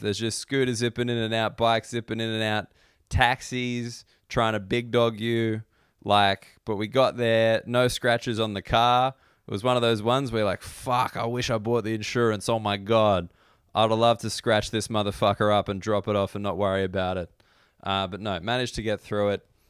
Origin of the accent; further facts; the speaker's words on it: Australia; I don't consider myself a particularly patriotic Australian.